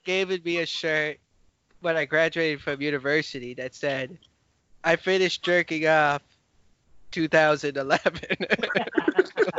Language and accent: English; United States; now in China; I am from the U.S., but like, I just came from the U.S.